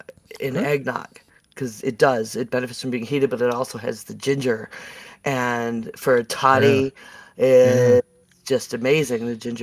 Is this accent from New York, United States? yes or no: yes; Buffalo, New York, United States; now in North Carolina, United States; Because I'm from Buffalo.